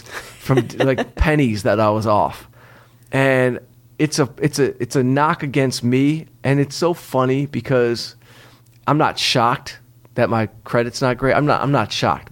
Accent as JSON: {"language": "English", "town": "Detroit", "region": "Michigan", "country": "United States", "said": "I'm from Detroit"}